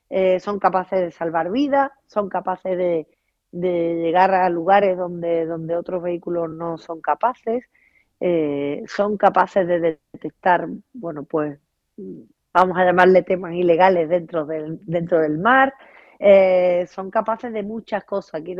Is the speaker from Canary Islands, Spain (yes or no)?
no; Huelva, Andalusia, Spain; ya sabes que yo soy una enamorada de Huelva, de mi tierra